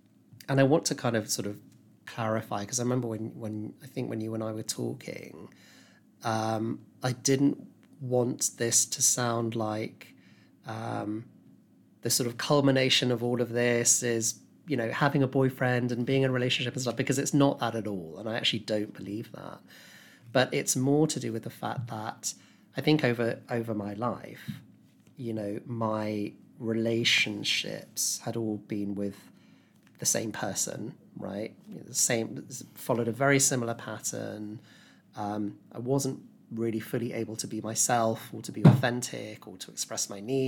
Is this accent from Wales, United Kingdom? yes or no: no; Epsom, South East England, United Kingdom; moved away as an adult; now in London, United Kingdom; I grew up in Epsom in Surrey. Yeah, so not far from you.